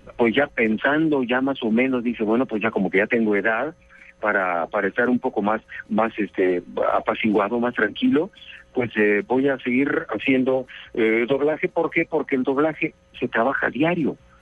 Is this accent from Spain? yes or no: no; Mexico; now in Mexico City, Mexico; llegué acá a la capital del Distrito Federal de México